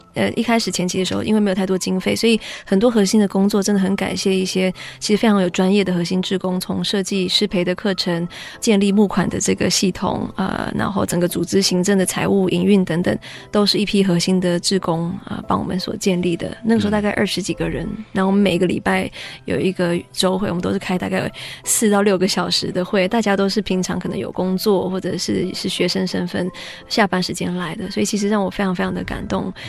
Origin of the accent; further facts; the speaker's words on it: Taiwan; 作为一个台湾人